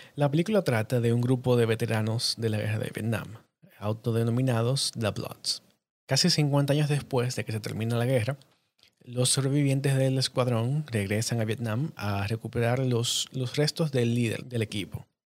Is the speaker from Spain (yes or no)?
no; Dominican Republic; yo soy cineasta dominicano